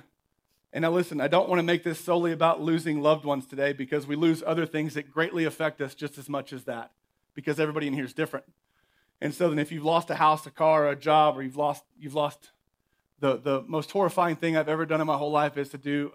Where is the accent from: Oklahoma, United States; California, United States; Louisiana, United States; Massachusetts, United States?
Oklahoma, United States; moved away; Growing up in Oklahoma